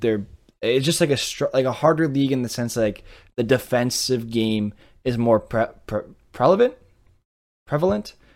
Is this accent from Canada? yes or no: yes; Montreal, Quebec, Canada; I speak French and I'm from Montreal, but I'm more of an Anglophone, right? Like, I, I speak English at home